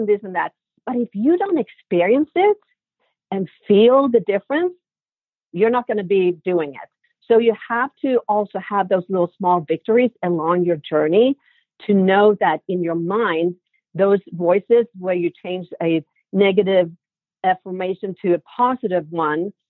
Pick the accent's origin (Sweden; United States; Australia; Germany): Sweden; moved away; growing up in Sweden, in my family, we all have a very sweet tooth